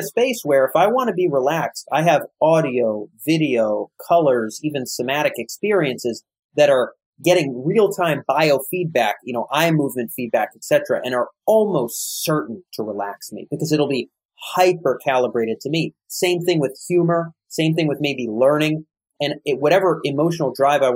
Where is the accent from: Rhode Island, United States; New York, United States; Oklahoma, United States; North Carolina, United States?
Rhode Island, United States; my home state of Rhode Island